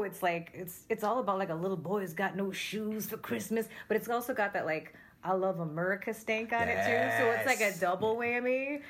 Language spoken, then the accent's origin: English; Utica, New York, United States; when you grew up in Utica